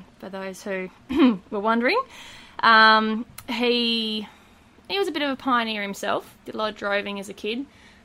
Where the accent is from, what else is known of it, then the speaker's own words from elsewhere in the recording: Gascoyne, Western Australia, Australia; also born or lived in Mount Clare Station; I grew up in the Gascoyne